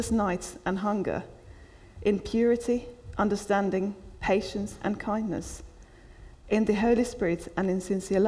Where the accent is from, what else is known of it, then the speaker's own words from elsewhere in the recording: Finland; now in United Kingdom; I was brought up in Finland where everybody is punctual